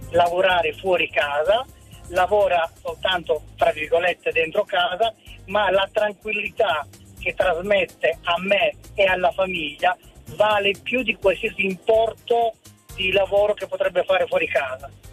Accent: Sicily, Italy; also born or lived in Reggio Emilia; now in Bologna, Italy; io sono siciliano, sì. sono cresciuto in una famiglia dove mio papà lavorava, e mia mamma era casalinga. Poi ci siamo trasferiti a Reggio Emilia

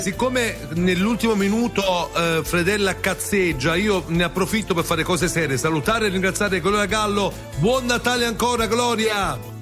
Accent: Southern Italy, Italy; sono terrone

